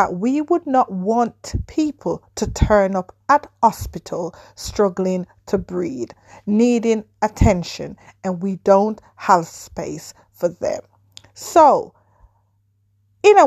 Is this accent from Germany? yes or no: no; Jamaica; moved away; as a Jamaican living abroad